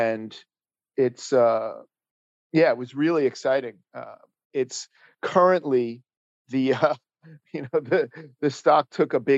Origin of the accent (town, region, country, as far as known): Paramus, New Jersey, United States; born or raised there; also born or lived in Manhattan, New York